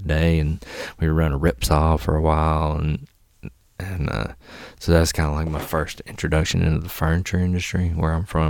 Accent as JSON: {"language": "English", "region": "Mississippi", "country": "United States", "tie": "born or raised there", "also_born_or_lived": "Alabama", "said": "I moved from Alabama to Mississippi"}